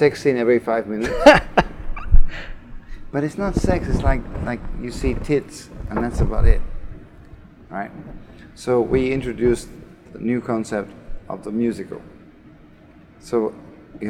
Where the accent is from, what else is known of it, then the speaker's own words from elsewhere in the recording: Australia; I was born in Australia, right? And my mother is like VIP at the Sydney Film Festival